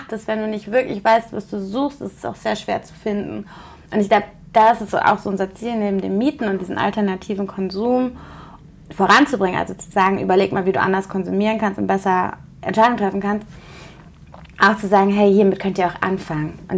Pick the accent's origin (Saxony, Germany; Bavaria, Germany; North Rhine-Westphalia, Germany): North Rhine-Westphalia, Germany; Cologne; Also wie gesagt, ich komme ja aus Köln